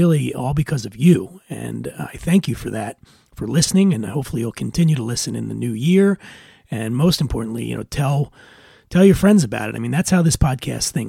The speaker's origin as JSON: {"language": "English", "town": "Philadelphia", "region": "Pennsylvania", "country": "United States", "tie": "born or raised there", "said": "when I was a kid, I grew up in Philadelphia, and I didn't have any money."}